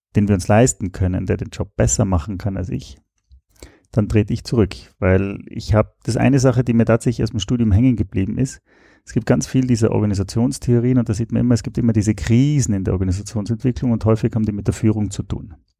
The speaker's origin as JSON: {"language": "German", "country": "Austria", "also_born_or_lived": "Switzerland", "moved": "as an adult", "said": "Ich komme ursprünglich aus Österreich, habe in der Schweiz studiert"}